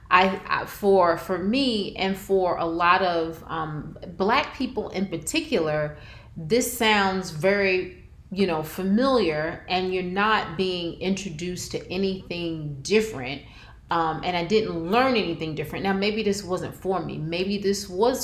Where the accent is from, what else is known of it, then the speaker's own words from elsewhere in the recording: New Jersey, United States; we're from Jersey